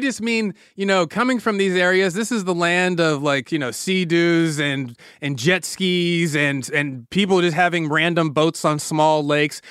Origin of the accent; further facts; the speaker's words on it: California, United States; I'm from California